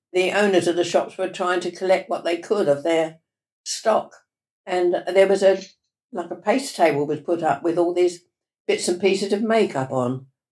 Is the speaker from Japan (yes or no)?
no; Ilford, London, United Kingdom; I was born in Ilford, in Essex.